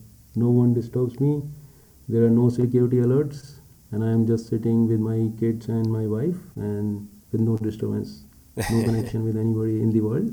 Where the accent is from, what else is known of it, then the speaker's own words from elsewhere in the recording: India; I'm an Indian